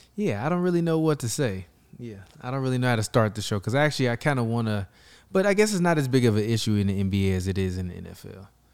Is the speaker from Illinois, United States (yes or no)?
yes; Chicago, Illinois, United States; I'm from Chicago